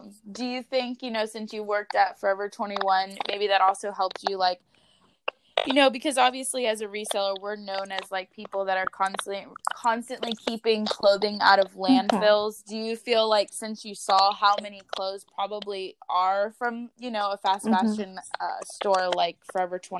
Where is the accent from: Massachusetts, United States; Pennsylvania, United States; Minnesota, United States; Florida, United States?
Florida, United States; Ocala; I'm from Ocala